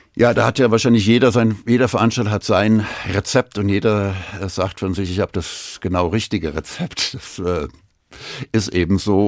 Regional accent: Frankfurt, Hesse, Germany; gebürtiger Frankfurter

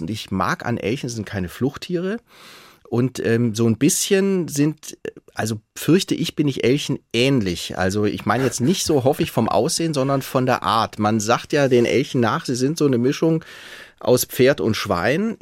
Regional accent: Stuttgart, Baden-Württemberg, Germany; moved away as an adult; also born or lived in Tübingen / Sweden; now in Hesse, Germany; ich bin Schwabe. Also wer als Schwabe auf die Welt kommt

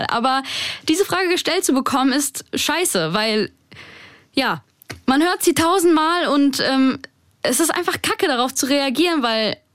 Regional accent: Germany; ich in Deutschland geboren bin, hier aufgewachsen bin.

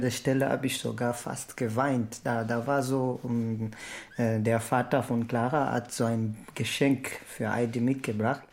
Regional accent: Lobito, Benguela, Angola; now in Germany; komme aus Angola. Mein Heimatdorf heißt Lobito.

